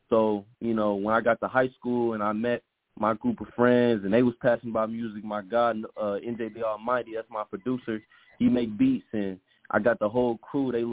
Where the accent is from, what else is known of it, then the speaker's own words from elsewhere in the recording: Memphis, Tennessee, United States; I'm from Memphis, Tennessee.